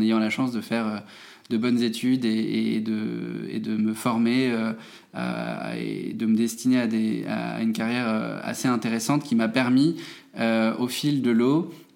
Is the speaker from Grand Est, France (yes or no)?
yes; Metz, Grand Est, France; je suis né en Moselle, euh, à Metz.